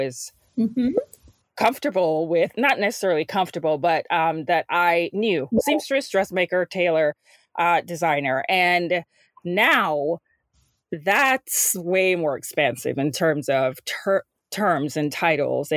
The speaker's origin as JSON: {"language": "English", "country": "Jamaica", "tie": "born or raised there", "moved": "yes", "said": "growing up in Jamaica"}